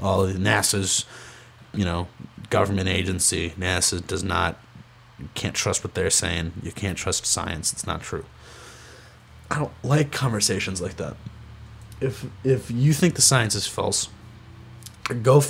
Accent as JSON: {"language": "English", "town": "Rochester", "region": "New York", "country": "United States", "said": "I'm from Rochester, New York"}